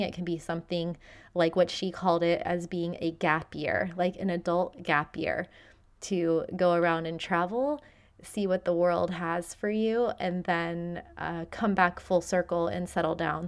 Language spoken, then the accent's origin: English; Florida, United States; moved away as an adult; now in Madeira, Portugal; growing up in Florida